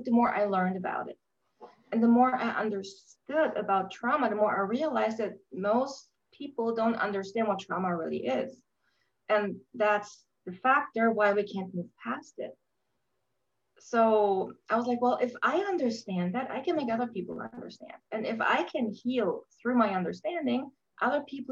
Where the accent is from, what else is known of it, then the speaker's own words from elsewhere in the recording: Germany; I grew up in Germany post-war.